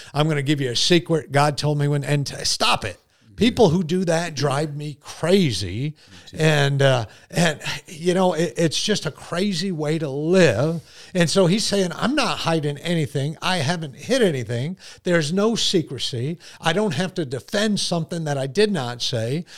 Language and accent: English; Connecticut, United States; also born or lived in New York; now in South Carolina, United States; I grew up in Connecticut. I've lived in New York